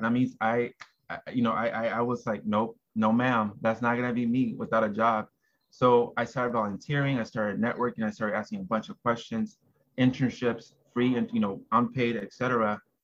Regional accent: Los Angeles, California, United States; also born or lived in Porterville, California; I was born and raised in South Central

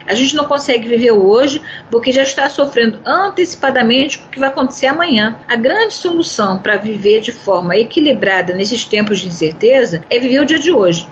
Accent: Brazil; nós, como brasileiros

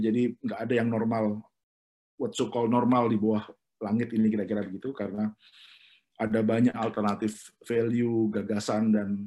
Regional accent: Lumajang, East Java, Indonesia; jadi kalau misalnya di kampung saya di Lumajang itu ada warung rujak yang hanya maksimal sehari hanya jual 60 bungkus

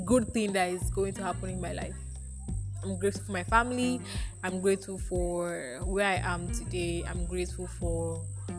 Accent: Nigeria; On this day, 19 years ago, I was born into this earth. This Nigeria

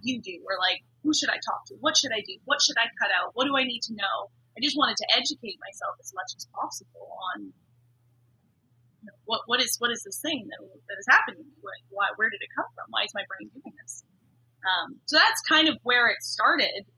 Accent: Vancouver, British Columbia, Canada; I grew up in Vancouver.

